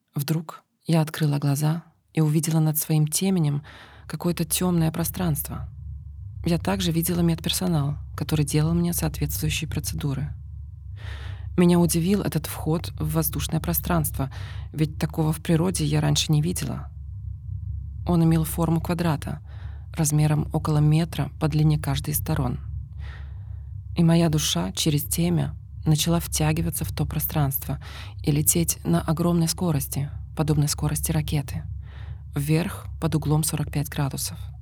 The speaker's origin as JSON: {"language": "Russian", "country": "Ukraine", "said": "я с Украины"}